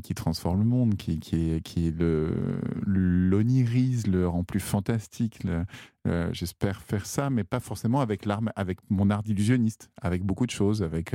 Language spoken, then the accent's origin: French; Val-d'Oise, Île-de-France, France; also born or lived in Chamonix; je suis né dans le Val d'Oise, c'est ça, en Guin